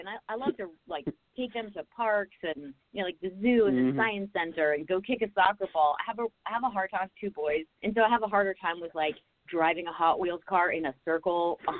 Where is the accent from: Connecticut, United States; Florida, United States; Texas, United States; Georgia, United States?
Georgia, United States; Atlanta; Sure. Yeah, I'm from Atlanta, Georgia, born and raised. And I was raised in sort of an entertainment family.